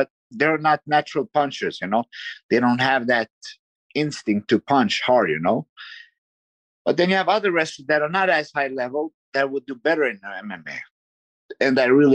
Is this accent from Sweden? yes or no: yes; Sweden; moved away; I was actually born in Sweden and grew up in Sweden